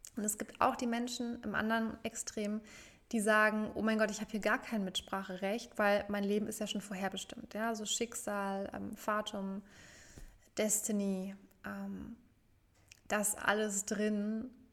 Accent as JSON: {"language": "German", "town": "Frankfurt", "region": "Hesse", "country": "Germany", "tie": "born or raised there", "said": "nach Frankfurt, zurück in meine Heimatstadt"}